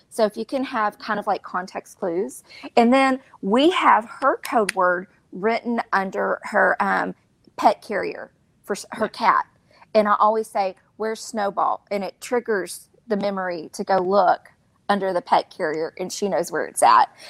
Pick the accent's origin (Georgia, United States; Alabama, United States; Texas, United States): Texas, United States; Beaumont; moved away; I'm from Beaumont and I still have the same uh, phone number from 20 years ago in college, 409